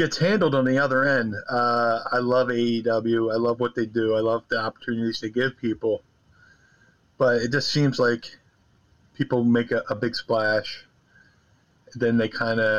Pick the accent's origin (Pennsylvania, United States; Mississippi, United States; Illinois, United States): Pennsylvania, United States; Philadelphia; I'm from Philly